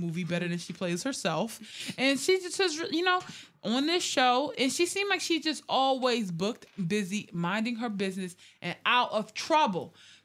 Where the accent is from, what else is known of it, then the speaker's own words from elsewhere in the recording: Texas, United States; I'm a Texan